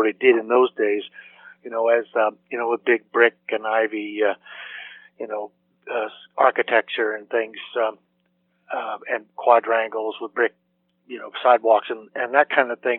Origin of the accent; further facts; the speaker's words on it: Chapel Hill, North Carolina, United States; also born or lived in Durham, North Carolina; now in Martha's Vineyard, United States; my family was in residence at Chapel Hill uh, in those days, and, and I consider myself a Chapel Hillian. So basically born and raised in Chapel Hill.